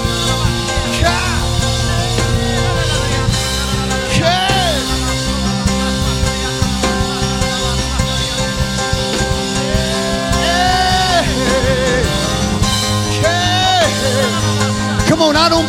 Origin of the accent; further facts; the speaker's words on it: United States; I grew up in Clueston. I was born and raised right here in Clueston.